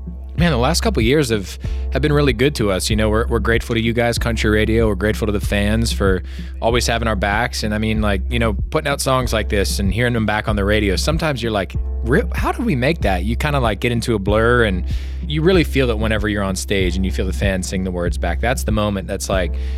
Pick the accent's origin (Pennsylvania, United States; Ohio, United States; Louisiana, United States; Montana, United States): Pennsylvania, United States; Pittsburgh; I'm from Pittsburgh